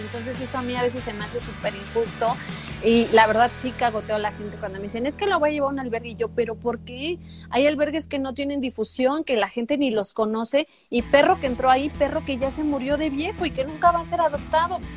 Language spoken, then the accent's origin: Spanish; Veracruz, Mexico; soy, jarocha, entonces se me sale